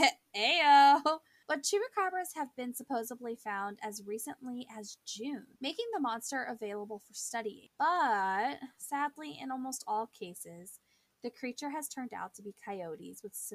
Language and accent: English; Panama; born there; I was born in Panama, so haha, suck it.